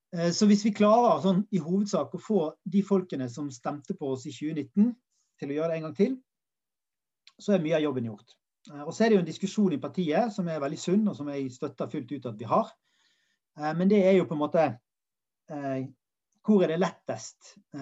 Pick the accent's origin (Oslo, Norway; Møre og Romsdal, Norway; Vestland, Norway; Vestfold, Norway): Vestland, Norway; Bergen; der jeg kommer fra, i Åsane